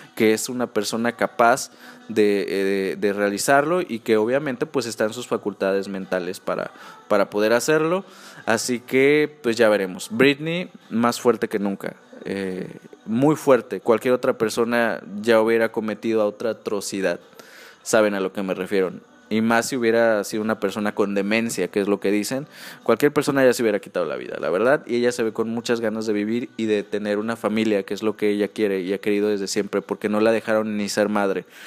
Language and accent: Spanish; near Acapulco, Guerrero, Mexico; Acapulco Guerrero, muy cerca de donde yo soy, donde yo crecí